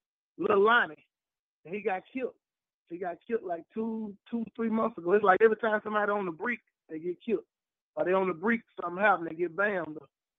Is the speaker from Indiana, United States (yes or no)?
no; Southern Mississippi, United States; I'm from Southern Mississippi. So I'm an hour and a half from New Orleans. I know that culture. I'm about an hour from Pensacola, 30 minutes from Mobile.